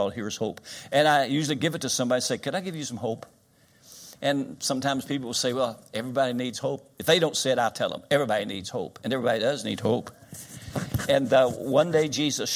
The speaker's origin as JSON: {"language": "English", "town": "Winchester", "region": "Kentucky", "country": "United States", "tie": "born or raised there", "said": "Winchester, Kentucky, my hometown"}